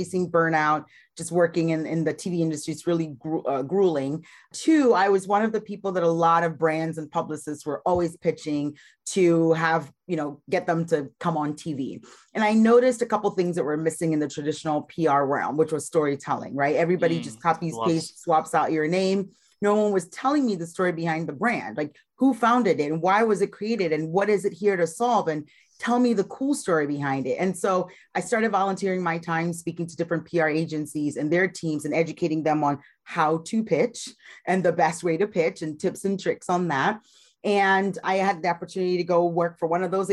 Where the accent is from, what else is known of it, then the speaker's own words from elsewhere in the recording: Ghana; moved away as an adult; also born or lived in Iowa, United States; now in United States; I was born and raised in Ghana, West Africa, and I migrated